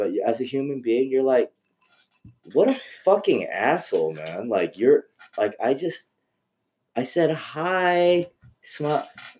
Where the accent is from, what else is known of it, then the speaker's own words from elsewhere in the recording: Burbank, California, United States; now in Tujunga, United States; because I grew up in Burbank around all white people.